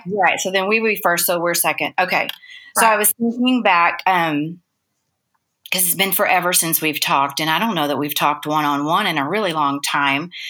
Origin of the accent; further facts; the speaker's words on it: Dallas, Texas, United States; I'm a Dallas girl, I've been here forever